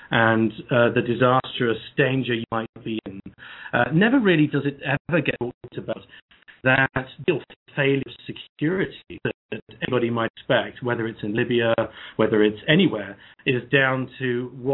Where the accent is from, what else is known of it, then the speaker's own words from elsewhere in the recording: England, United Kingdom; I'm a Brit, as you can hear from my voice